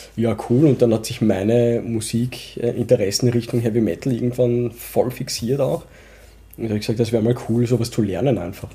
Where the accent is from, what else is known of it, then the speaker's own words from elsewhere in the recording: Vienna, Austria; accent: Wienerisch; first language Urdu; wir sind halt Wiener, aber mit, mit Pakistan-Hintergrund.